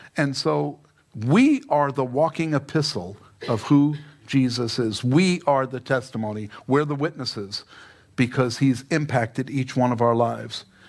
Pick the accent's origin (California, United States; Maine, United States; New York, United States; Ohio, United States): New York, United States; New York City; now in Fountain Hills, United States; I'm an Italian from Queens